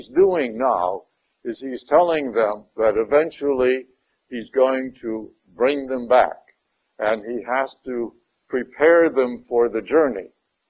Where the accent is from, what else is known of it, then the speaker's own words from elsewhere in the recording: Detroit, Michigan, United States; moved away; I came from Detroit, Michigan, and if anybody told me I had to go back there, believe me, I would be very upset, you know. Even though I do have sisters and relatives living there yet, I do not want to go back to Detroit, Michigan.